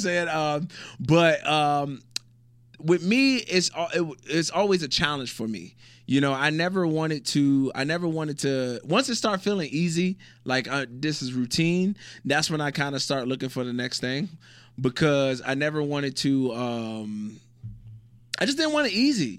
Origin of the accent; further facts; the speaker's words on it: Virginia, United States; moved away as an adult; also born or lived in North Carolina / Illinois / Utah / Malaysia; now in Abu Dhabi, United Arab Emirates; originally from Virginia